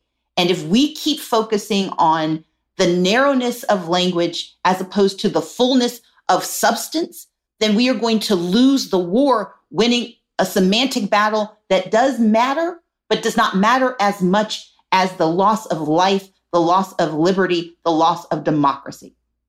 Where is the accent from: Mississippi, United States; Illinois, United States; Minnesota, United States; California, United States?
Mississippi, United States; I grew up poor in Mississippi